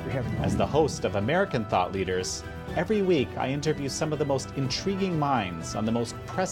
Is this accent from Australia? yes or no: no; Canada; As a Canadian, I'm fascinated with America